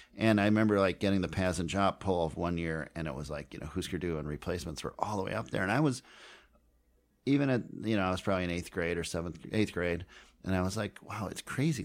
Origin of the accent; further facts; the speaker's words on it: Minneapolis, Minnesota, United States; I grew up in Minneapolis